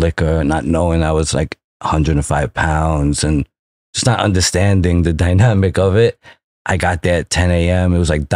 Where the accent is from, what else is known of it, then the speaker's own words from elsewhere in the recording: New York City, New York, United States; also born or lived in Manhattan; I grew up the first 20 years in Brooklyn and the second 30 years in Manhattan